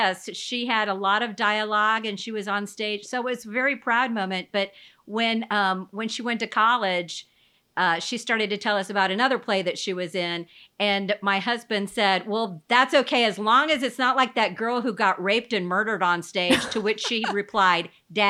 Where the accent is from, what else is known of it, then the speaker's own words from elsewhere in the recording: Florida, United States; And Bridget, and you know, because we're from Florida, everybody thinks we're crazy, so.